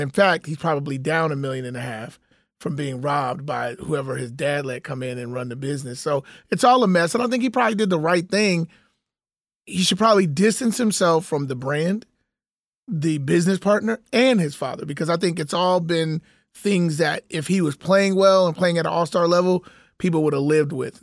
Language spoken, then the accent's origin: English; Chicago, Illinois, United States; my city, Chicago, shout out to my city, my hometown